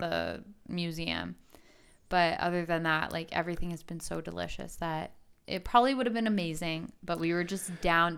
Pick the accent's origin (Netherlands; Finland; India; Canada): Canada